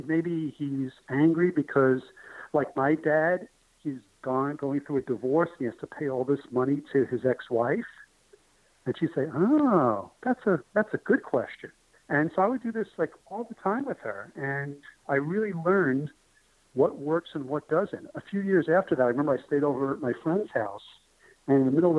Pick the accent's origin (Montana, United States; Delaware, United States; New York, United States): New York, United States; New York City; moved away; That McDonald's was my McDonald's growing up in New York. And it was tough. It was a very difficult neighborhood